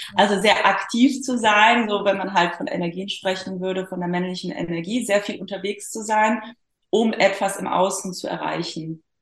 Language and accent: German; Poland; moved away; also born or lived in Germany; ich bin halt geborene Polin